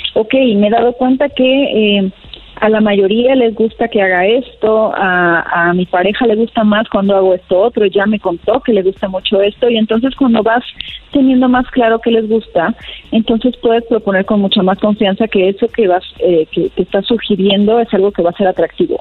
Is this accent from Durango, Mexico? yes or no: no; Torreón, Coahuila, Mexico; now in Mexico City, Mexico; soy de Torreón, pero ya estoy acá en Ciudad de México viviendo